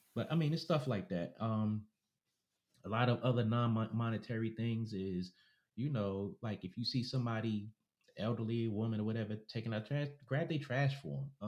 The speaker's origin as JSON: {"language": "English", "region": "New York", "country": "United States", "said": "a New Yorker, so I'm a New Yorker"}